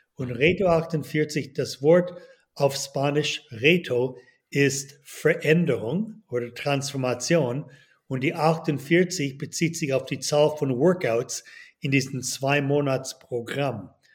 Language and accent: German; Toronto, Ontario, Canada; moved away as an adult; also born or lived in United States / Boston; now in Switzerland; Geboren in Kanada, aufgewachsen in Toronto